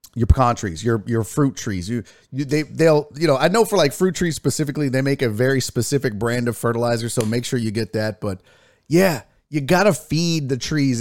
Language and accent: English; Texas, United States; as a Texan